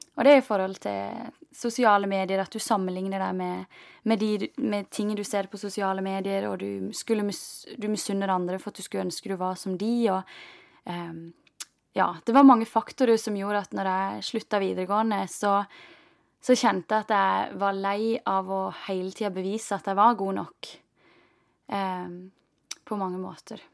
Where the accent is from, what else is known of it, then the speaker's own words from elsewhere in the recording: Norway; den oppveksten du har hatt hjemme i Norge